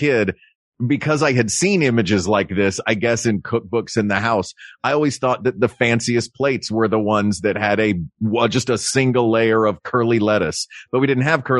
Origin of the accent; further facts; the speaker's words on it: the South, United States; growing up in the South